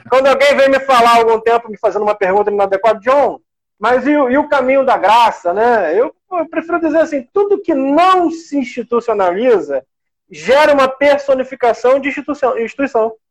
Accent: Brazil; como brasileiros

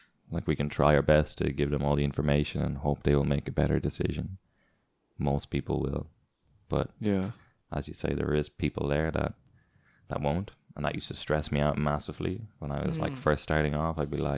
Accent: Ireland; born there; You know, like you were born in Singapore, both of you, and I was born in Ireland.

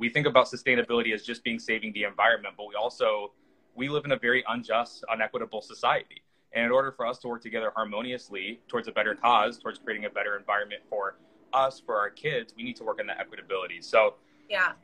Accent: the Northwest, Pacific Northwest, United States; growing up in the Northwest

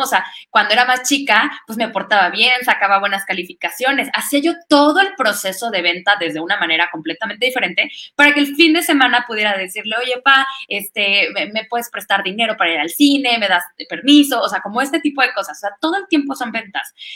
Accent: Orizaba, Veracruz, Mexico; now in Querétaro, Mexico; sabe que soy de Orizaba

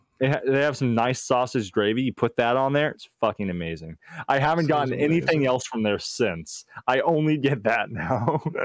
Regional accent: Texas, United States; And the thing is, I'm from Texas, so I've had an accent, you can hear it when I say accent

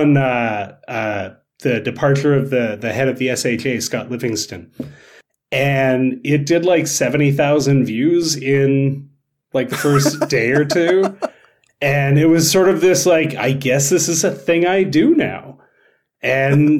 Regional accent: Canada; being Canadian TikTok social studies teacher

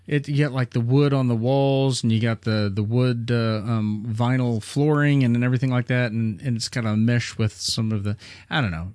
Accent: Springfield, Missouri, United States; we're from Springfield, Missouri

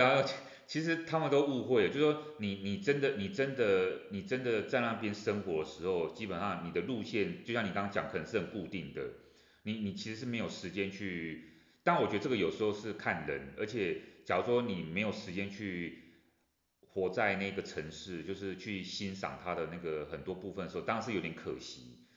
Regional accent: Taiwan; 我刚回国的时候

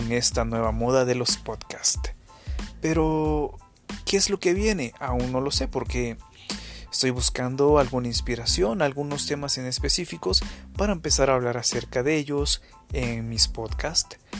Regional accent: Guerrero, Mexico; soy originario de México, de un estado que se llama Guerrero

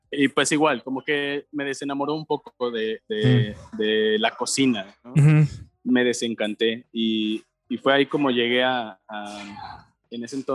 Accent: Cuernavaca, Morelos, Mexico; moved away as an adult; also born or lived in Monterrey; yo nací en Cuernavaca, este, como buen hijo de maestro nací en el ISTE.

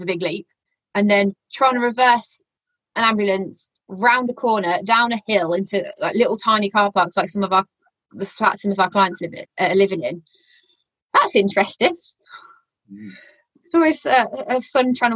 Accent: Walsall, West Midlands, United Kingdom; accent: yam-yam; I'm originally from Warsaw, so my yam-yam accent has a tendency to come out a little bit as well

